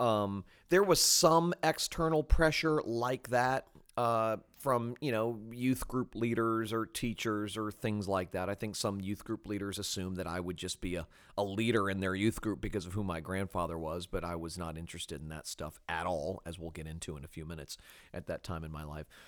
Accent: Fort Lauderdale, Florida, United States; also born or lived in Jacksonville; I grew up in South Florida, uh, born in Jacksonville, but raised in Fort Lauderdale

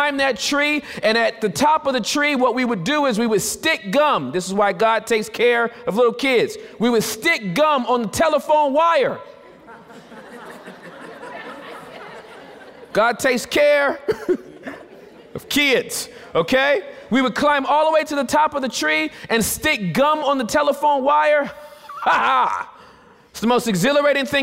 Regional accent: Southern California, United States; I was born in Southern California, born and raised

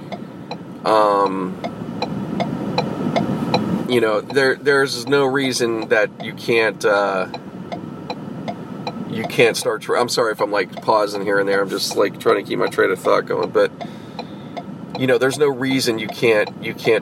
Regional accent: Pittsburgh, Pennsylvania, United States; moved away; my growing up, my real growing up experience, you know, all occurred in Pittsburgh

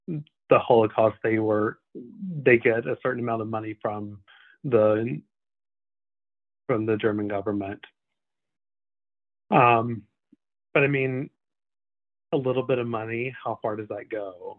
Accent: Canada; I'm like, I didn't vote for him. I'm Canadian.

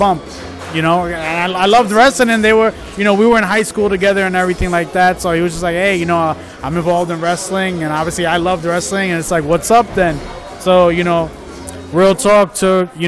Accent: New York City, New York, United States; moved away as an adult; also born or lived in Florida; I was born out in Florida. Okay. At 1 year old, came down to Brooklyn. Was in Brooklyn for about, I'd say, 22, 23 years of my life

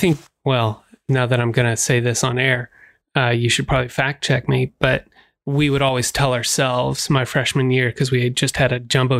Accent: Texas, United States; born there; I was born outside of Dallas.

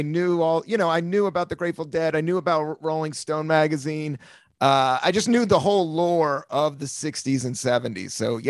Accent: East Coast, United States; I come from the East Coast

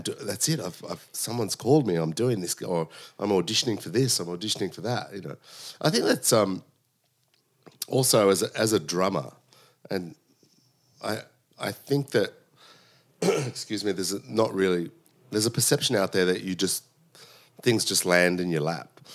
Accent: Sydney, New South Wales, Australia; I was born in Sydney. My parents came from Sicily, uh, in the late sixties

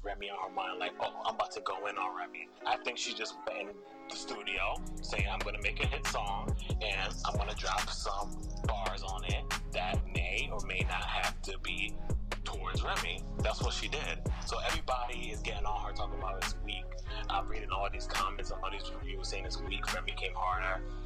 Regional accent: New York City, New York, United States; I'm a Brooklyn nigga

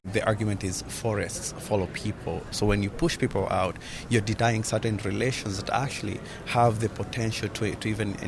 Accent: Kenya; moved away; I come from Kenya.

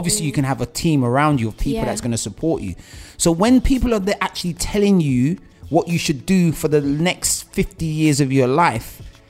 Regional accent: Nigeria; I'm from Nigeria

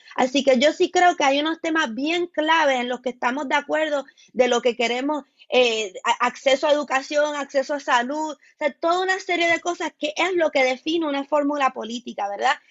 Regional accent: Puerto Rico; como puertorriqueño

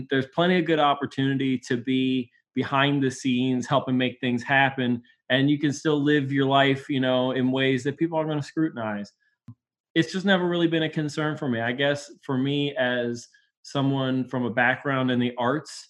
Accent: Baltimore, Maryland, United States; Until I was 13 years old, I lived in Bel Air Edison, just 6 blocks from where I am now. And when I was 13, we moved to where my parents still live, which is half a block from my house where I live now

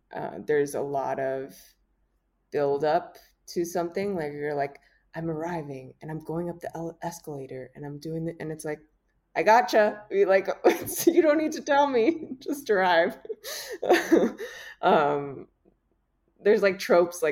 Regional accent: Miami, Florida, United States; I'm from Miami, Florida.

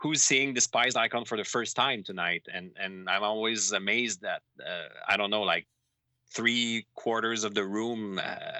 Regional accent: Montreal, Quebec, Canada; my hometown of Montreal

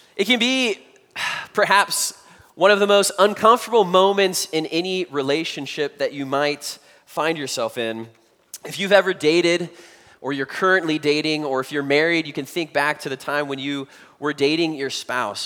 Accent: United States; us as American Christians

